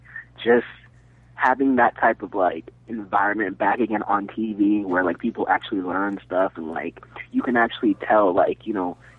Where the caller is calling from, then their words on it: Timber Pines, Florida, United States; Hey, guys. … from Timber Pines, Florida.